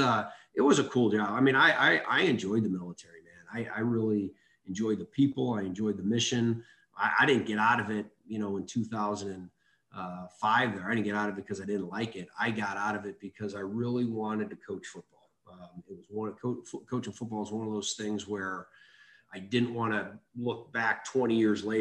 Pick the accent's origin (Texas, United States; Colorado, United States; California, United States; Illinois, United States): Illinois, United States; Chicago; moved away as an adult; I grew up in Chicago. My father was a police officer in Chicago. Just on the south side of Chicago